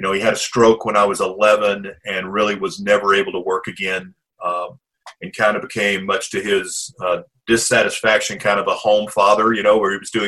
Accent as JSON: {"language": "English", "town": "Pine Bluff", "region": "Arkansas", "country": "United States", "tie": "born or raised there", "said": "I was born in Pine Bluff, Arkansas"}